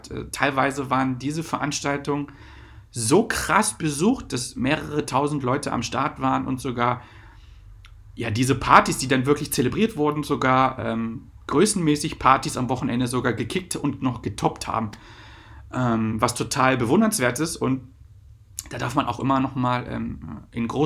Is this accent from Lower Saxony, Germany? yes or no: yes; Lower Saxony, Germany; Ich komme halt aus Wolfenbüttel, Braunschweig, Salzgitter.